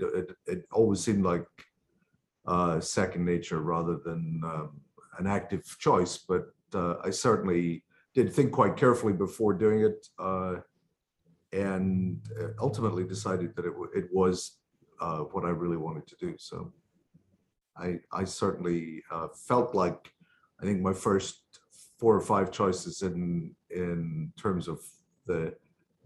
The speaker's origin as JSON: {"language": "English", "area": "Skye", "region": "Scotland", "country": "United Kingdom", "tie": "born or raised there", "moved": "yes", "lives_now": "Boston, United States", "said": "I grew up on Skye off the west coast of Scotland"}